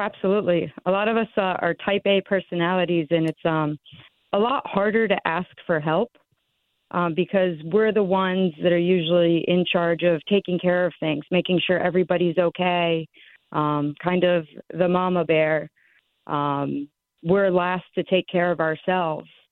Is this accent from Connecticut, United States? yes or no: yes; Sherman, Connecticut, United States; moved away as an adult; also born or lived in Alaska; I'm born born and raised in Sherman, Connecticut